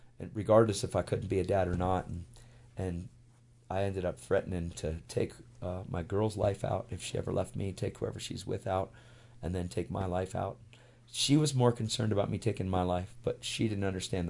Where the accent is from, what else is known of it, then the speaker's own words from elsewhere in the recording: York, Pennsylvania, United States; I went to this one church out of 586 churches in my hometown in York, Pennsylvania, where we lived